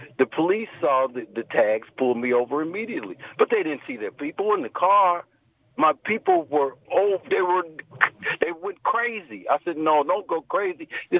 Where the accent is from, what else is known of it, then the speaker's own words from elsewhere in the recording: Indiana, United States; now in California, United States; I'm born and raised in Indiana.